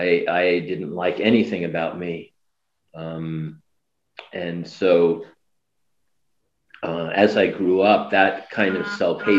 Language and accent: English; New York, United States; I was born in New York, Manhattan General Hospital